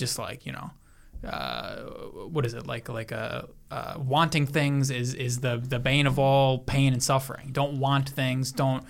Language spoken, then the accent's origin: English; Italy; people, I'm Italian.